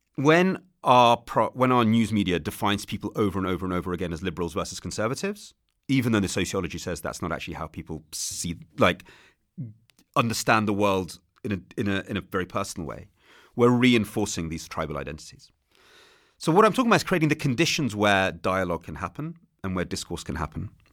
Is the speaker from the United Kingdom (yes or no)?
yes; England, United Kingdom; that's how we're taught it in England